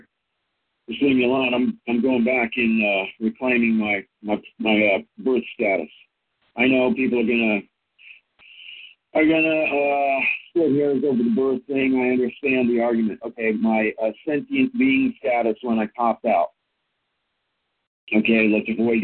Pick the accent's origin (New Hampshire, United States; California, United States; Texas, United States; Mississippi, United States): California, United States; I popped out in California, so I'm Californian